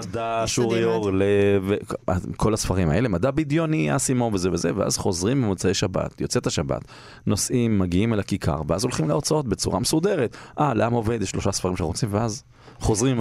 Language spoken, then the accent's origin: Hebrew; Holon, Tel Aviv District, Israel; אני גדלתי בשכונה, לא בתל אביב, בחולון